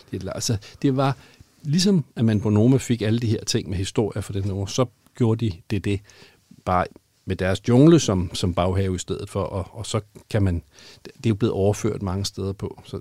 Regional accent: Denmark; Har vi som danskere

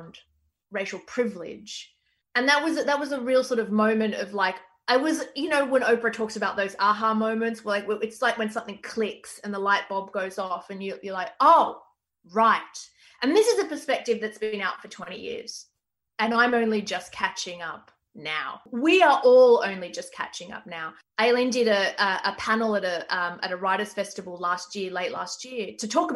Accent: Australia; me as an Australian

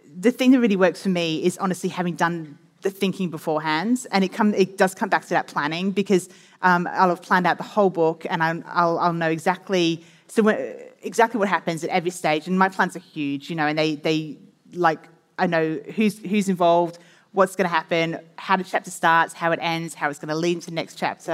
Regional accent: England, United Kingdom; moved away as an adult; now in Australia; I was born in England and I lived in England for quite a lot of my, you know, my teenage years and my first kind of working years as a journalist

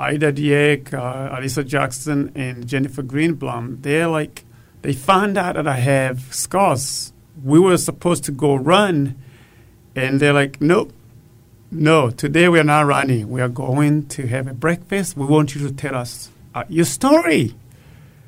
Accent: Burundi; moved away as an adult; now in Austin, United States; Growing up in Burundi, I used to fetch water before and after school

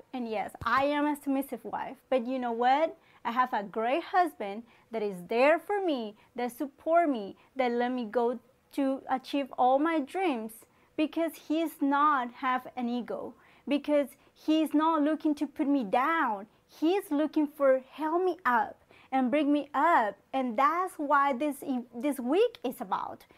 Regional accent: Colombia; moved away; I'm from Colombia. Um, I was born, raised there

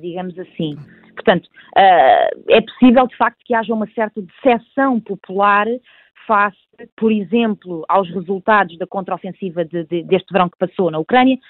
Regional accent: Portugal; sou portuguesa

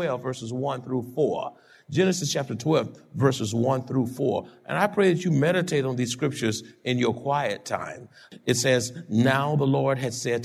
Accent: Houston, Texas, United States; moved away as an adult; now in San Antonio, United States; I was born in Houston, had friends in Houston, all over Houston, went to college in Houston

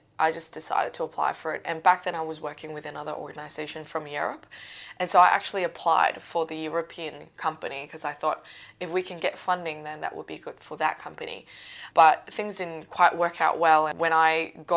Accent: Macau; moved away as an adult; now in Australia; so I'm not from Australia, I'm from a place called Macau.

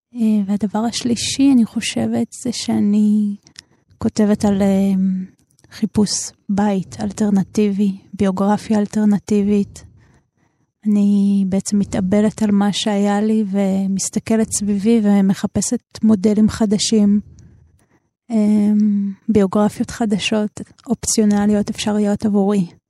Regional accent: Jerusalem, Jerusalem District, Israel; נולדתי בירושלים.

